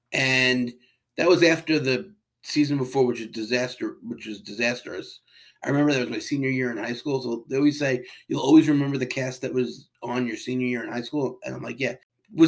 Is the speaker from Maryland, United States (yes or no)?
no; New York, United States; Yes. I'm from Long Island, I know.